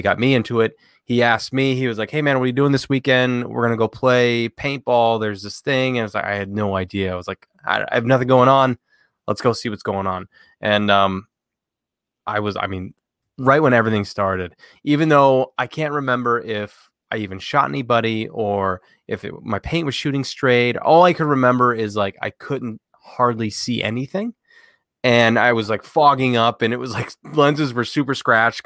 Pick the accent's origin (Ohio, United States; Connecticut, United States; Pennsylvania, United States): Ohio, United States; Northern; I grew up in Northern Ohio for the most part of my life